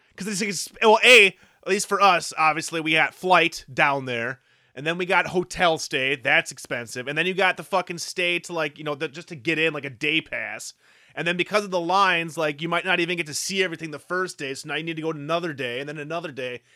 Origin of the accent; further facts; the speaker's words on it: Midwest, United States; we're from the Midwest.